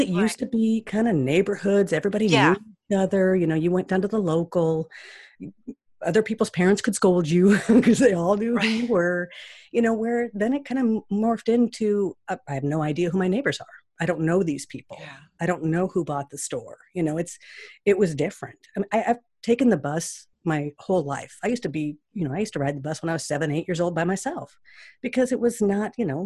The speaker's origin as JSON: {"language": "English", "town": "Seattle", "region": "Washington", "country": "United States", "tie": "born or raised there", "said": "when I was growing up there, it was a real confused town"}